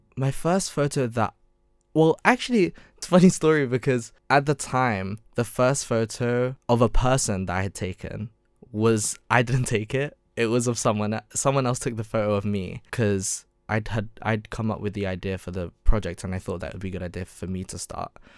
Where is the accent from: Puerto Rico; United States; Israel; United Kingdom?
United Kingdom; London; moved away as an adult; also born or lived in Surrey; I grew up in London.